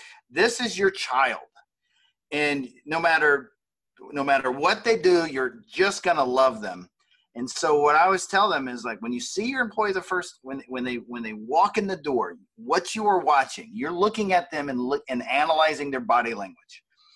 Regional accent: the South, United States; we're from the South

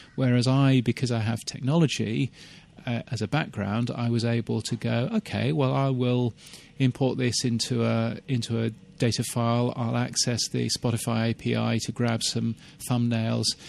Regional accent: United Kingdom; moved away as an adult; also born or lived in Canada; now in Australia; as a British person who now lives in Australia

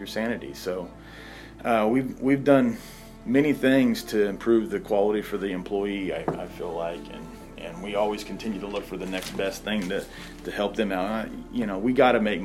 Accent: Moran, Kansas, United States; also born or lived in Elsmore; I grew up in Moran. That's where we went to school. Our home was in Ellsmore

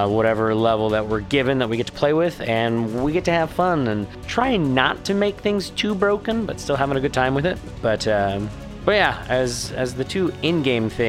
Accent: Ohio, United States; Growing up in Ohio, lots of cow fields.

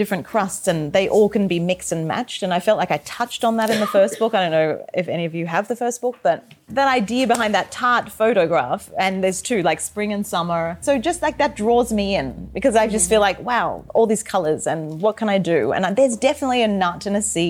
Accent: Australia; moved away; growing up in Australia, cooking the way I did with my family and my mother at home

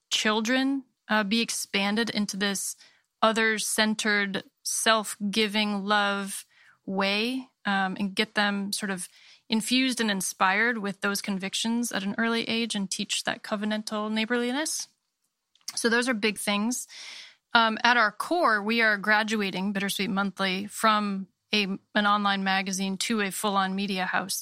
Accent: Maine, United States; I was born and raised in Maine

